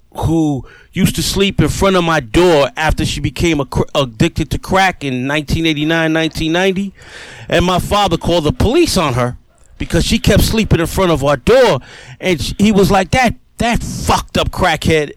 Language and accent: English; New York City, New York, United States; also born or lived in New Orleans; Growing up in the Millbrook Projects in the South Bronx